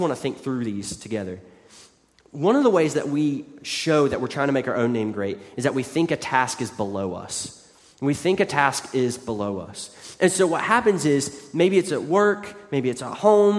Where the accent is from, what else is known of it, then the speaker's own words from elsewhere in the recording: West Virginia, United States; moved away; growing up in West Virginia